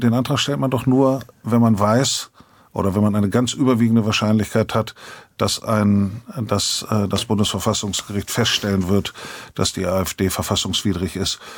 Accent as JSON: {"language": "German", "region": "Bremen", "country": "Germany", "said": "Als Bremer"}